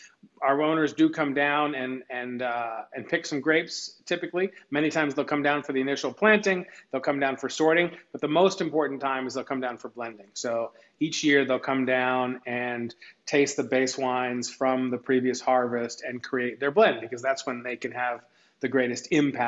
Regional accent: Washington, District of Columbia, United States; I grew up in Tenley Circle and went to school at Wilson.

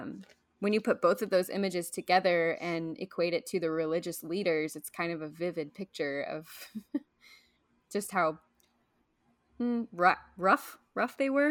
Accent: Midwest, United States; I'm from the Midwest.

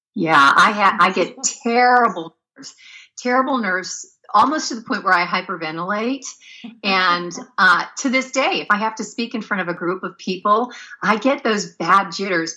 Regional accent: Pennsylvania, United States; moved away as an adult; now in California, United States; I was born and raised in Pennsylvania

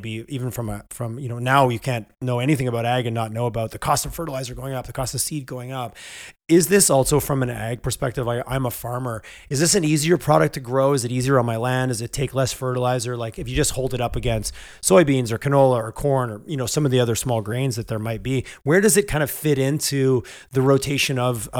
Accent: Quebec, Canada; moved away as an adult; also born or lived in Montreal; now in Calgary, Canada; I grew up in Quebec where they regulate maple syrup

